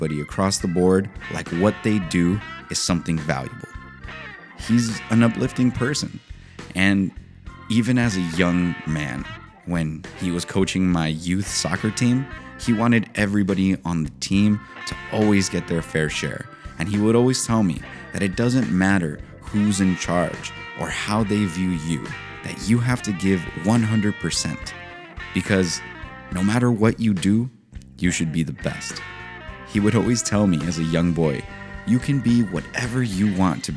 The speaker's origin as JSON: {"language": "English", "town": "San Diego", "region": "California", "country": "United States", "tie": "born or raised there", "said": "I grew up in San Diego, California"}